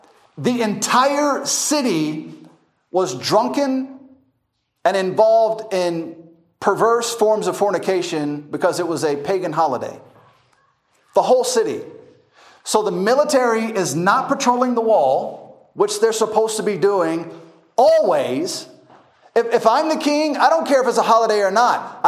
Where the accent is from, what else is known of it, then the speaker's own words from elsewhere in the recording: United States; moved away; also born or lived in Masaka, Uganda; I'm an American